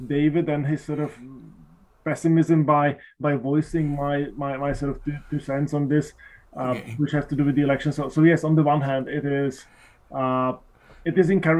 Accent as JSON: {"language": "English", "country": "Slovakia", "moved": "yes", "said": "I'm originally from Slovakia"}